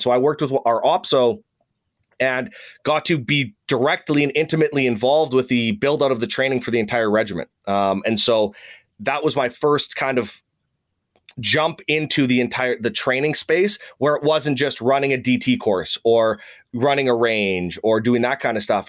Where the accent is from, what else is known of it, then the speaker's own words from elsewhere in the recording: Saskatoon, Saskatchewan, Canada; moved away; I actually switched to a reserve unit, which was in my hometown of Saskatoon